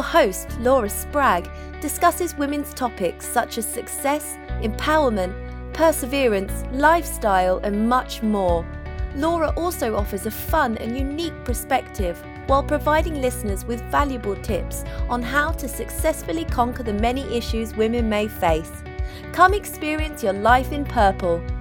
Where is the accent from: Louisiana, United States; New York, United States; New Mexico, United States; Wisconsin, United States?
Louisiana, United States; Vivian; I am from Vivian, Louisiana.